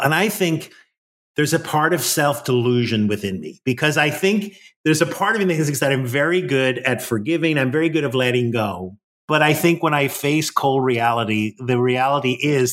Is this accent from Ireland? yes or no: yes; Ireland; now in Washington, D.C., United States; I think I still got my Irish blood